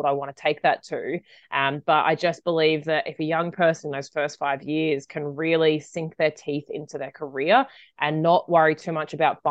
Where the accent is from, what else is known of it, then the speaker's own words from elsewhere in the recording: Australia; when I grew up in Australia, and when I finished school, I took a gap year